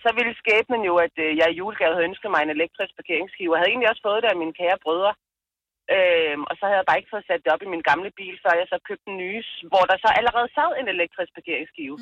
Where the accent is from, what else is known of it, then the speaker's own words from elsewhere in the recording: Falster, Zealand, Denmark; moved away; Jeg kommer oprindeligt fra Falster